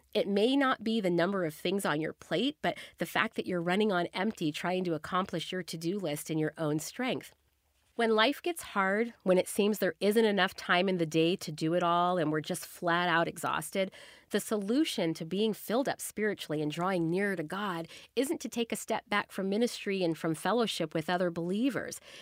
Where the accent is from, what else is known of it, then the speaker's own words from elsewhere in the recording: the South, United States; I grew up in the South where everything just naturally moved slower.